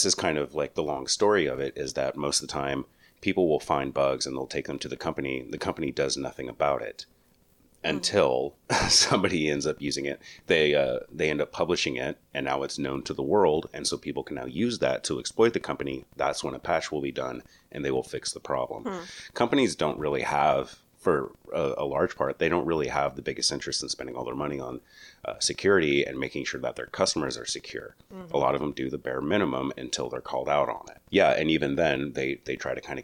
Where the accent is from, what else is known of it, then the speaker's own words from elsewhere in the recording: New Mexico, United States; my home state